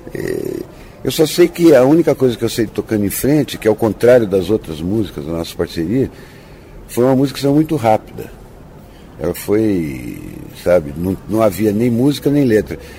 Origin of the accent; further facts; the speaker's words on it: Ubatuba, São Paulo, Brazil; moved away; also born or lived in Santos / Taubaté; Eu, eu nasci em Santos e fui criado em Ubatuba, porque minha família, tanto de pai e de mãe, eram, são todos ubatubanos